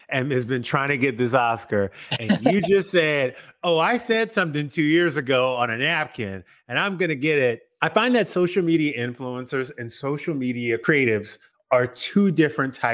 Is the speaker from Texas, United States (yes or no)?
no; New York City, New York, United States; moved away; born and raised in Queens, uh, New York.